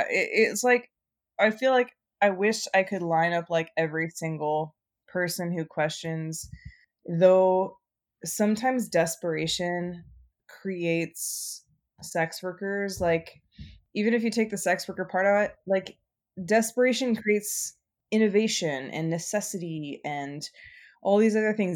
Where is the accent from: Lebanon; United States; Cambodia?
United States; Nevada; also born or lived in New Orleans / New Mexico; now in Portland, United States; I grew up in Nevada